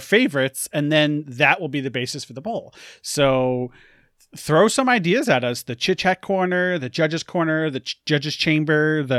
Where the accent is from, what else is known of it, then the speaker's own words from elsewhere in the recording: New York, United States; which I didn't know because I'm from New York.